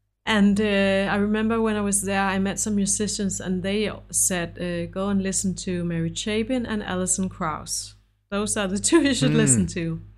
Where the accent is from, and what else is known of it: Denmark; English is a second language; also born or lived in United States